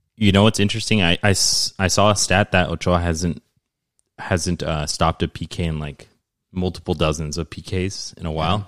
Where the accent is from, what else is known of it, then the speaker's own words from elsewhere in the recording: Mexico; moved away; the country that I'm from